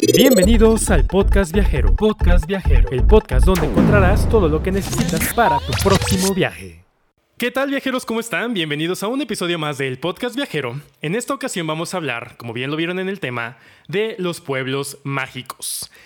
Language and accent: Spanish; Orizaba, Veracruz, Mexico; Yo nací en Orizaba, que es otro pueblo mágico